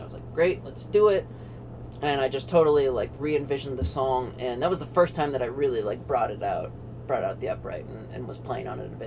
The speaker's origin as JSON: {"language": "English", "region": "Pennsylvania", "country": "United States", "tie": "born or raised there", "moved": "yes", "lives_now": "North Carolina, United States", "said": "I'm in North Carolina, but I grew up in Pennsylvania"}